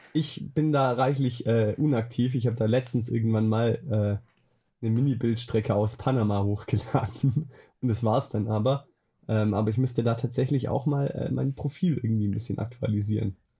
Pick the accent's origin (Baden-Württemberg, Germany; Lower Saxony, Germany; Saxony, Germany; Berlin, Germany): Baden-Württemberg, Germany; Swabia; now in Bavaria, Germany; ursprünglich komme ich aus dem Schwabeländle. Ah, aus dem Schwabeländle, ah. aus Diebinger